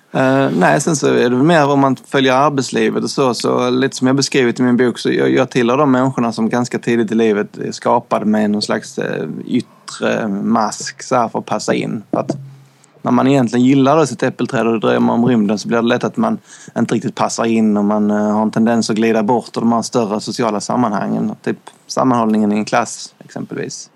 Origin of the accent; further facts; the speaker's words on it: northwestern Skåne, Sweden; Vi bodde i en lite, väldigt liten kustby i nordvästra Skåne. Det var typ fyra hus som jag minns det, när man var liten